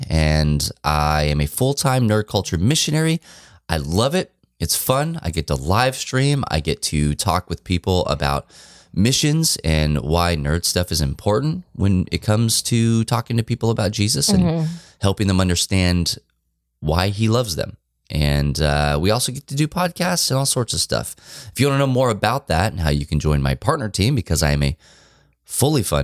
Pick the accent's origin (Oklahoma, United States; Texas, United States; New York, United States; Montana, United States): Texas, United States; We are from Texas